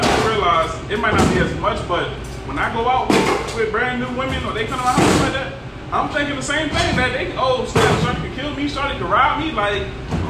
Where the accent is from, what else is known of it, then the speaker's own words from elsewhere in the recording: New Orleans, Louisiana, United States; I'm from New Orleans.